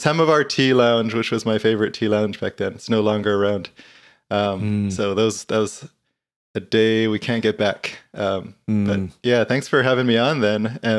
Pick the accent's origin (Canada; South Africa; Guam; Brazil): Guam; You know, I grew up in Guam, the little island